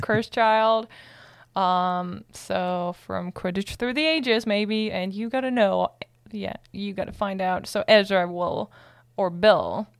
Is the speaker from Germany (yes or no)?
yes; Germany; moved away; I'm from Germany